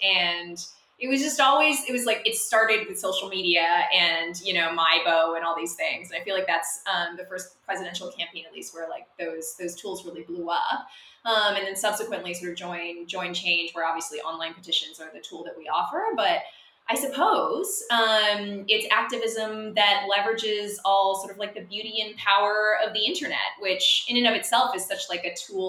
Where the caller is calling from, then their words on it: Tokyo, Japan; I am calling in from Tokyo, Japan